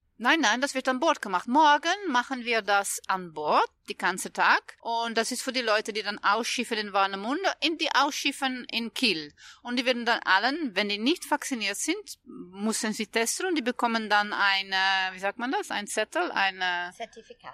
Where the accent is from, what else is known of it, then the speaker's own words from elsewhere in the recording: Netherlands; German is a second language; Ich äh, bin Holländerin